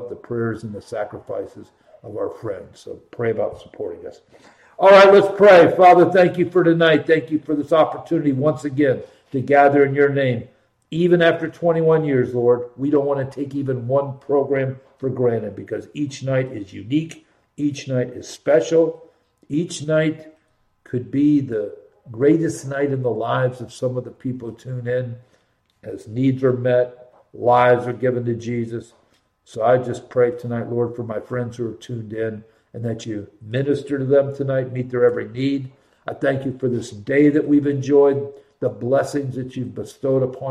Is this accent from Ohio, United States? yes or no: yes; Columbus, Ohio, United States; born and raised in Columbus